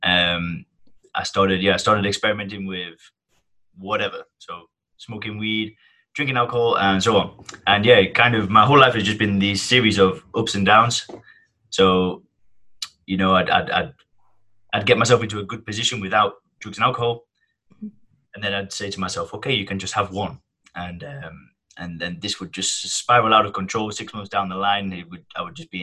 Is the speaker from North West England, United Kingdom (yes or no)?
yes; Kirkham, North West England, United Kingdom; accent: northern twang; now in Thailand; I'm from the northwest of England. So I have a nice northern twang. And I come from a village called Kirkham